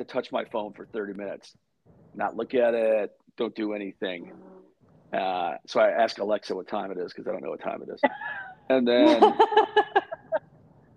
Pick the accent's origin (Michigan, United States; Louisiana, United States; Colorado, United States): Michigan, United States; now in Texas, United States; I was growing up in Michigan